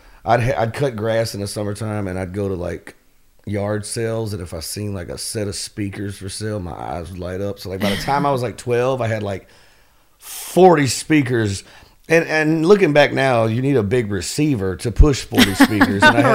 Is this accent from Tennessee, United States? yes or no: yes; Memphis, Tennessee, United States; I grew up born and raised in Fraser, a little hood right in North Memphis